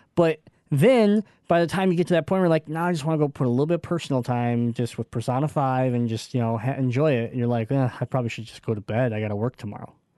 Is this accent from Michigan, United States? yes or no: yes; Michigan, United States; we're from Michigan.